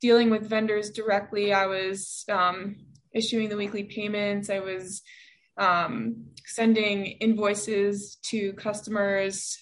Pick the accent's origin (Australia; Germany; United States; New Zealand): United States; New York City, New York; I am a born and bred New Yorker. I grew up on the Upper West Side of Manhattan